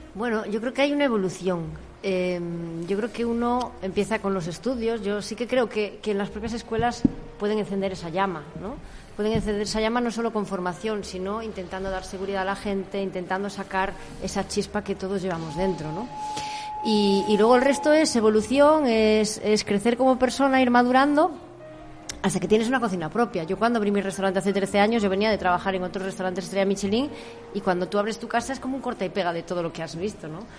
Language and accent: Spanish; Galicia, Spain